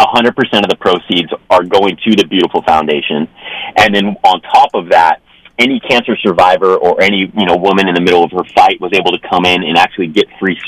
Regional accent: Ventura, California, United States; I was born and raised in Ventura, California. So just a little bit south of Santa Barbara.

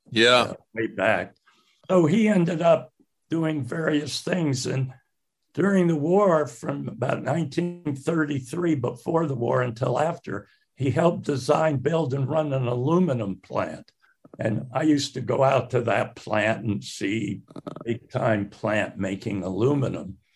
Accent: Salt Lake City, Utah, United States; born there; Well, I, I was born in Salt Lake City, 1936.

